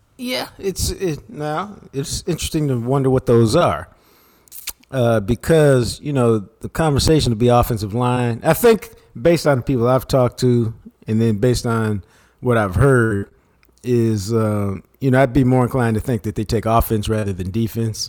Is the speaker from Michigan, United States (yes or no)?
no; Dallas, Texas, United States; my house growing up in Oak Cliff